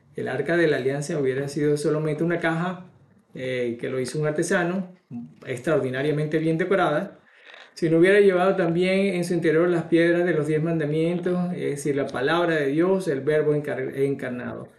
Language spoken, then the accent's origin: Spanish; Barquisimeto, Lara, Venezuela; mi pueblo, en, Venezuela, en Barquisimeto